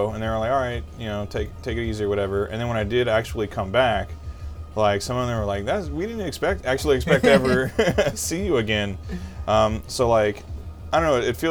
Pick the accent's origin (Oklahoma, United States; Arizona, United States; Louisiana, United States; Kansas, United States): Louisiana, United States; moved away; like, I grew up in Louisiana, and I couldn't wait to get the hell out of there.